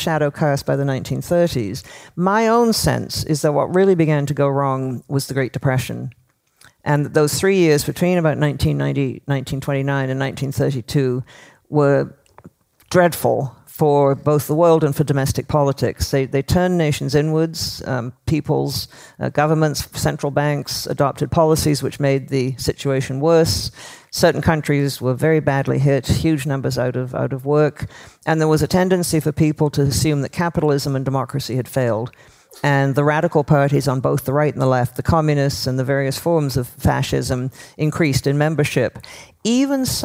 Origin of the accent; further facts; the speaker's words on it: Toronto, Ontario, Canada; I grew up in Toronto